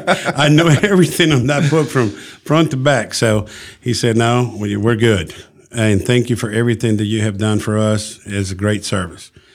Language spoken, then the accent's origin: English; Tegucigalpa, Francisco Morazán, Honduras; now in Alabama, United States; originally, I'm from Honduras, Tegucigalpa, the capital.